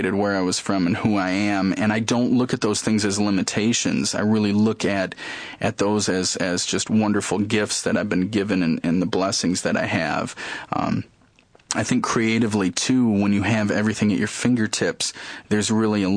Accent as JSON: {"language": "English", "town": "Lansing", "region": "Michigan", "country": "United States", "tie": "born or raised there", "said": "wanting to get out of my hometown, leave the area"}